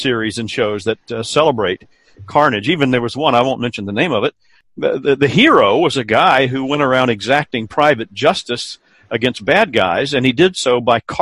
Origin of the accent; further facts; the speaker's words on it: South Carolina, United States; the neighborhood where I grew up here in South Carolina.